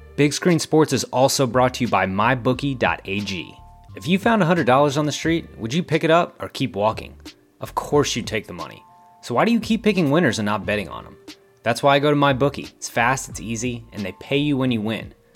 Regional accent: San Antonio, Texas, United States; my hometown, San Antonio Spurs

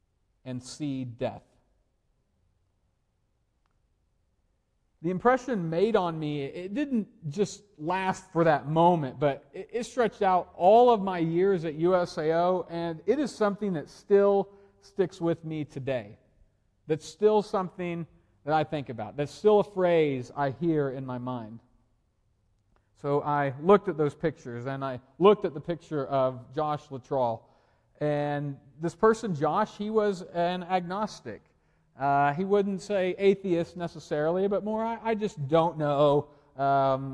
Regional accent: Oklahoma, United States; I'm from Oklahoma, and I went to a university in Oklahoma

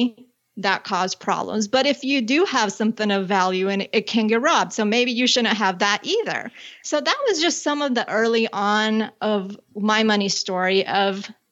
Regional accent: Colombia; I was born in Colombia and I grew up with my father's American, my mom's from Colombia. And there was one point in our life where we were living outside of Bogota.

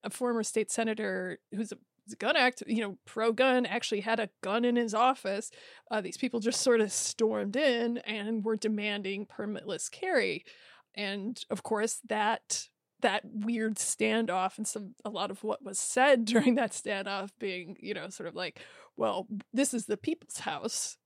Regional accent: Iowa, United States; I grew up in Iowa

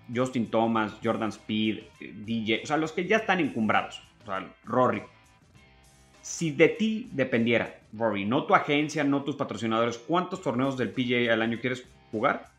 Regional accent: Mexico; como mexicano

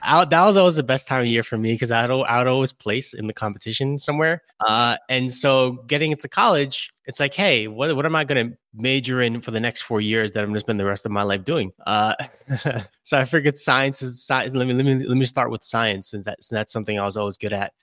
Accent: Brooklyn, New York, United States; now in Albany, United States; I'm born and raised in Brooklyn.

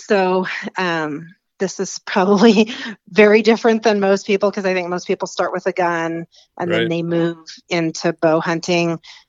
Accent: Alaska, United States; I was born and raised in Alaska, and have lived up there most of my life, and just recently relocated in just the last few years down to northern Arizona.

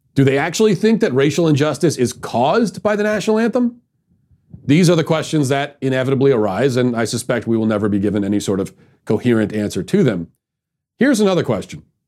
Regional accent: Baltimore, Maryland, United States; My hometown, Baltimore

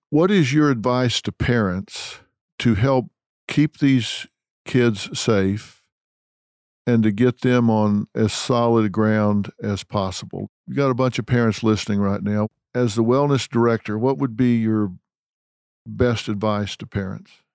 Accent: Texas, United States; I'm from Texas

